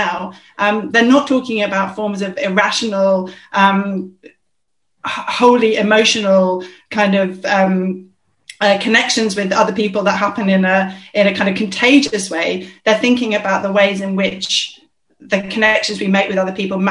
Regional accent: London, United Kingdom; I'm a South Londoner

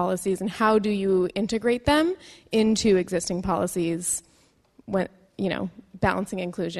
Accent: Canada; moved away as an adult; now in London, United Kingdom; I'm another Canadian master's student here.

